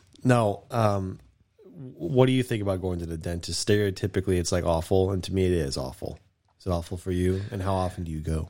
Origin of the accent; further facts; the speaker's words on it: United States; I'm American